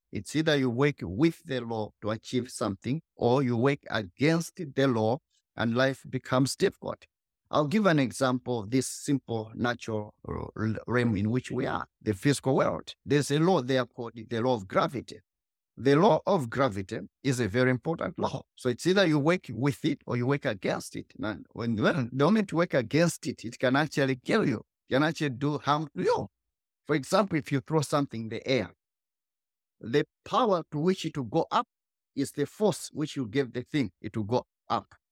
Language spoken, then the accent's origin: English; Malawi; I was born in Malawi, the poorest country.